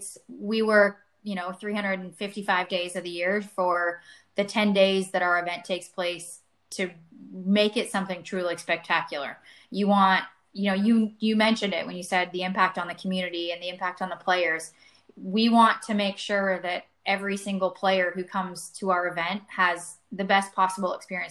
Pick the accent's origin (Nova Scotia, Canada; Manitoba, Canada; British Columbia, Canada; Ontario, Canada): Ontario, Canada; outside of Toronto; moved away as an adult; also born or lived in Ohio; now in Texas, United States; I grew up outside of Toronto